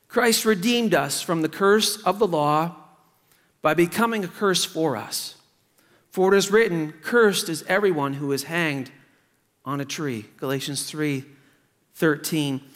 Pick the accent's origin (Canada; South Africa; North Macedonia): Canada; Truro, Nova Scotia; Truro, Nova Scotia, my hometown